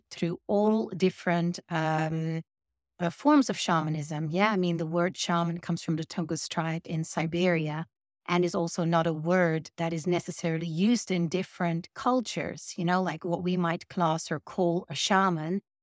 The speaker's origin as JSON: {"language": "English", "region": "Friesland", "country": "Netherlands", "second_language": "English", "moved": "as an adult", "lives_now": "United Kingdom", "said": "I'm originally from Holland"}